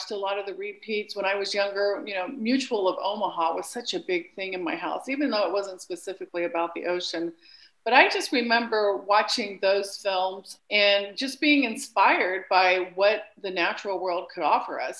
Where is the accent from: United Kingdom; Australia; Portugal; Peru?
Peru; Lima; moved away; I grew up in Lima, Peru